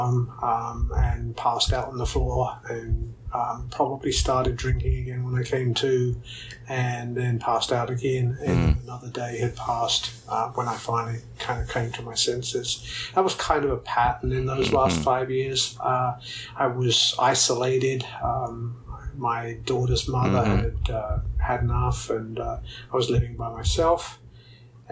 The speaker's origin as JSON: {"language": "English", "region": "London", "country": "United Kingdom", "tie": "born or raised there", "also_born_or_lived": "San Antonio, Texas", "moved": "as an adult", "lives_now": "United States", "said": "I'm originally from the UK. I was born and raised in England, in London."}